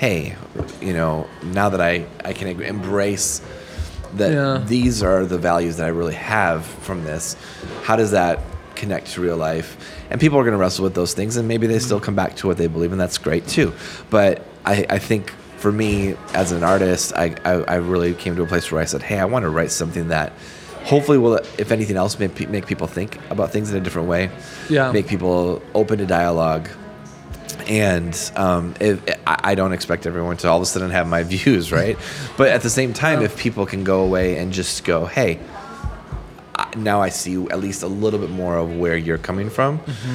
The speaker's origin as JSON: {"language": "English", "region": "Michigan", "country": "United States", "tie": "born or raised there", "said": "we grew up in Michigan as kids."}